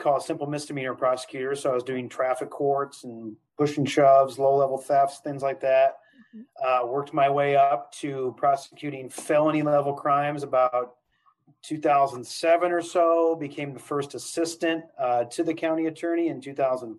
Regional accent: Cedar Rapids, Iowa, United States; I was born and raised here in Cedar Rapids

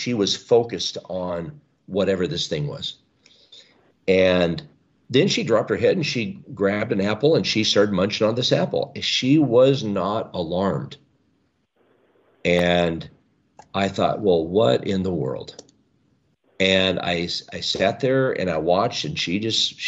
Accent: the Northwest, Pacific Northwest, United States; I was raised here in the Northwest

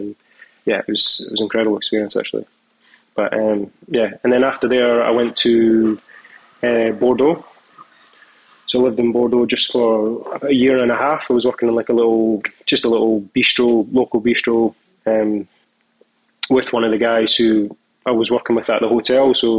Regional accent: Edinburgh, Scotland, United Kingdom; born there; So I was born in Edinburgh. Family all lives in Falkirk now, which is like a little town. It's kind of like in between Edinburgh and Glasgow, like just in the middle.

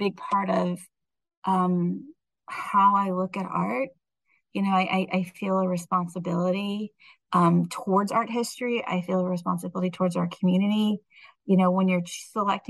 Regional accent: Indiana, United States; now in Virginia Beach, United States; I'm from Indiana

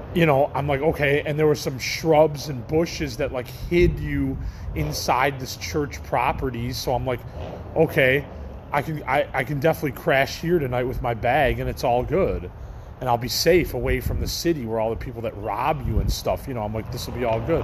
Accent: Chicago, Illinois, United States; moved away as an adult; I was from Chicago, far away away, came out here for the weed industry

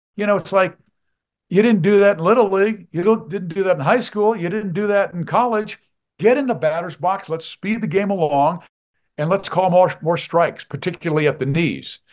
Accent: Kansas, United States; now in Colorado, United States; growing up in Kansas, I went to Old Municipal Stadium

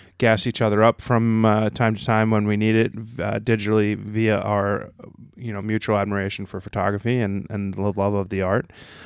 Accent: North Caldwell, New Jersey, United States; North Caldwell

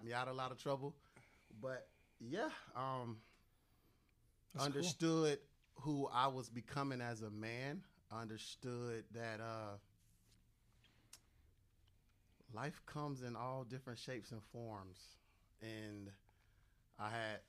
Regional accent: West Palm Beach, Florida, United States; born and raised in West Palm Beach, Florida

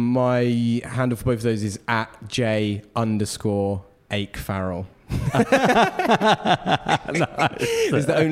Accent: Stevenage, East of England, United Kingdom; It's kind of about where I grew up in Stevenage a bit

